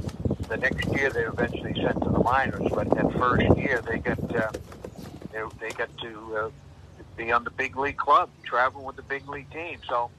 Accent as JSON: {"language": "English", "town": "Boston", "region": "Massachusetts", "country": "United States", "tie": "born or raised there", "moved": "yes", "lives_now": "Tamworth, United States", "said": "I was born and raised in Boston"}